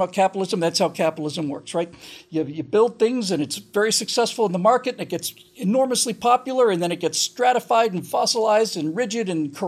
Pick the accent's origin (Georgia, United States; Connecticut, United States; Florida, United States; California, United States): Florida, United States; I grew up in Florida, started going to Disney World in 72, but I was 13 by then.